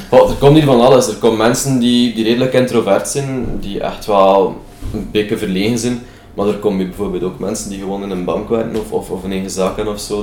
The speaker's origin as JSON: {"language": "Dutch", "country": "Belgium", "said": "als Belg"}